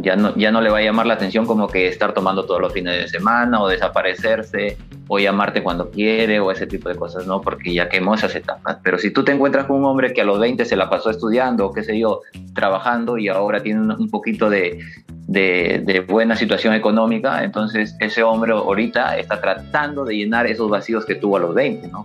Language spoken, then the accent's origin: Spanish; Laredo, La Libertad, Peru; natural de Laredo, la ciudad dulce, siempre lo voy a mencionar porque orgulloso de mi ciudad, de mi pueblito